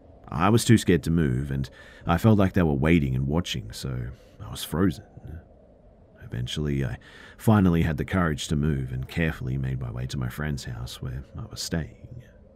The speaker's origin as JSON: {"language": "English", "region": "California", "country": "United States", "tie": "born or raised there", "said": "When I was a teenager growing up in Southern California, it wasn't uncommon to hitchhike with my friends."}